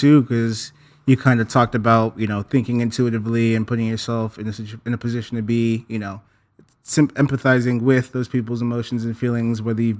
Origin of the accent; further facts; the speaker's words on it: San Jose, California, United States; growing up on the East Side, I was fortunate enough to be around so many different people, so many different races and colors, right?